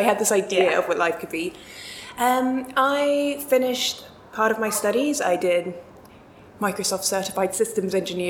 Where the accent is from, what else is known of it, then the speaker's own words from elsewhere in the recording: South Africa; moved away as an adult; now in London, United Kingdom; I grew up in South Africa and we traveled quite a bit around Southern Africa when I was growing up. I grew up on a farm in the middle of nowhere